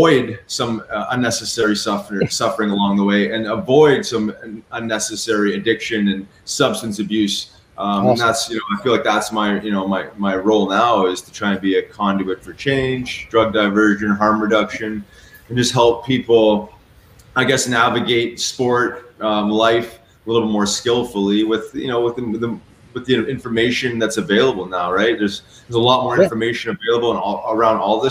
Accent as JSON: {"language": "English", "country": "Canada", "tie": "born or raised there", "also_born_or_lived": "Philadelphia", "moved": "as an adult", "said": "growing up in Canada"}